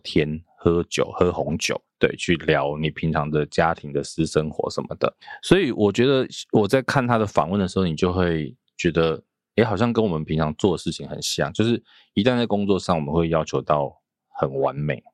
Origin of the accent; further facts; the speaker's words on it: Taiwan; 一般我们台湾人都会问